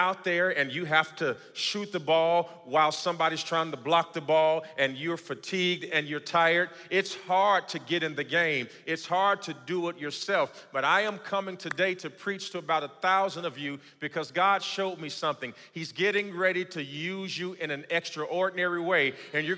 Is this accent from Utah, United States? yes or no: no; Gary, Indiana, United States; moved away; I grew up in Gary, Indiana